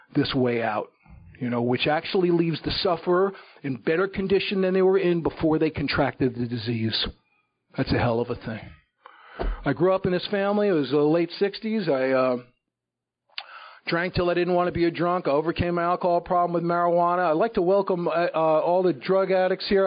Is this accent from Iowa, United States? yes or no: no; New York City, New York, United States; moved away; I was brought up in the Bronx in New York City.